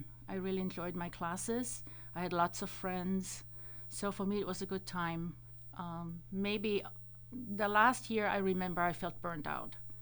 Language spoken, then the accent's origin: English; Bavaria, Germany; English is a second language; moved away as an adult; also born or lived in Eugene, Oregon; now in Irvine, United States; Growing up in Germany